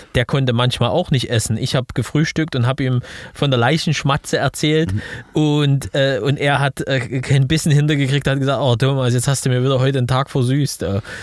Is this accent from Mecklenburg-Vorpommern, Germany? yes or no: no; Leipzig, Saxony, Germany; in meiner Heimatstadt in Leipzig.